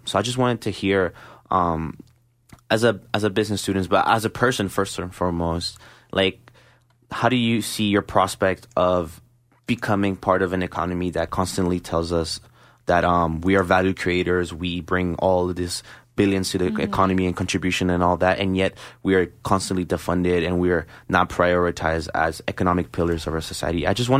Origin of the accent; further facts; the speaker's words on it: Barranquilla, Atlántico, Colombia; I'm from Barranquilla, Colombia.